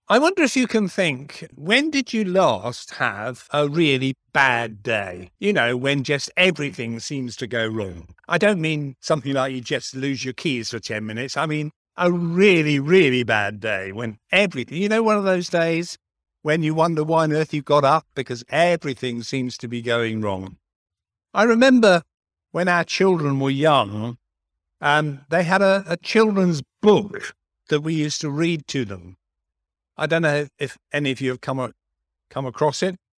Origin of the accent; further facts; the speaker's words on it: London, United Kingdom; moved away; I was born in South London.